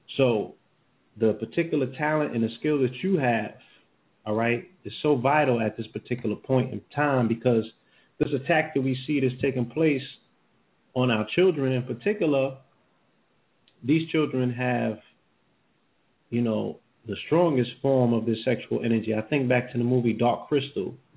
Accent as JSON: {"language": "English", "region": "New York", "country": "United States", "moved": "yes", "said": "I'm from New York"}